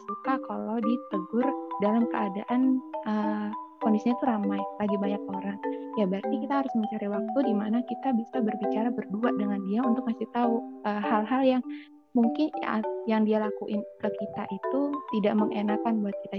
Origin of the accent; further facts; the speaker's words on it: Pangkalan Bun, Central Kalimantan, Indonesia; Aku dari Kalimantan Tengah, dari Pangkalan Bun